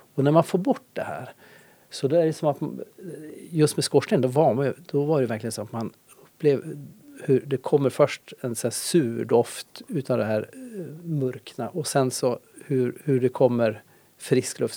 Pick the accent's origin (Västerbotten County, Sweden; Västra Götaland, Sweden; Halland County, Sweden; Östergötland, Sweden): Västerbotten County, Sweden; Ånäset; now in Härnösand, Sweden; jag är uppvuxen i Ånäset